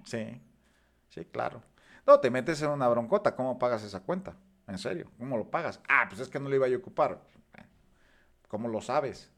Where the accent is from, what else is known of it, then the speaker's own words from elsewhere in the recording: Mexico; nosotros como mexicanos